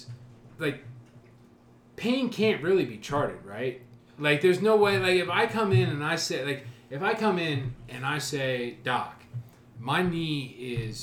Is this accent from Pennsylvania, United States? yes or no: no; Marion, Ohio, United States; growing up in Marion